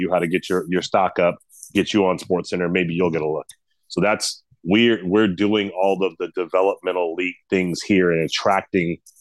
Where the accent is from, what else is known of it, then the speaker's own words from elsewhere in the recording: Boston, Massachusetts, United States; accent: Boston; I'm from Boston.